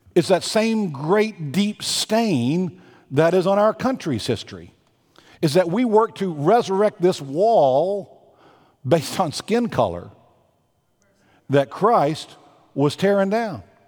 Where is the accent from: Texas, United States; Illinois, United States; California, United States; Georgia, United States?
Texas, United States; moved away; I am a Southerner. When you go home to Virginia, I go back and visit Texas